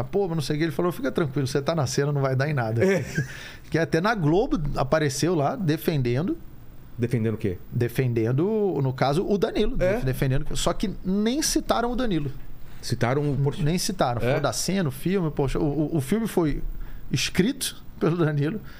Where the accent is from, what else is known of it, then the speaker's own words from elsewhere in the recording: Rio de Janeiro, Brazil; Assim, como, como eu cresci no Rio, no Rio de Janeiro tem muito é, negro.